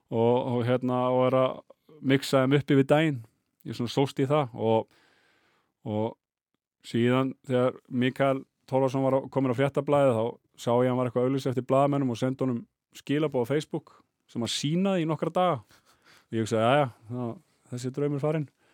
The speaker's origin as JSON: {"language": "Icelandic", "town": "Álftanes", "region": "Capital Region", "country": "Iceland", "tie": "born or raised there", "said": "ég er alveg upp á Altanesi"}